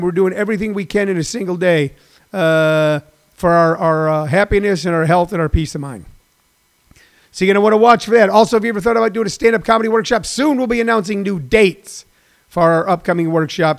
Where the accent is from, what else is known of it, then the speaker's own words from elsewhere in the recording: St. Louis, Missouri, United States; moved away; also born or lived in Los Angeles; a neighborhood that we grew up in as poor kids